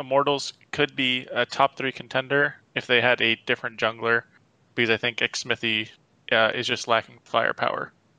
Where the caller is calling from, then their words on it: Dayton, Ohio, United States; Dayton, Ohio.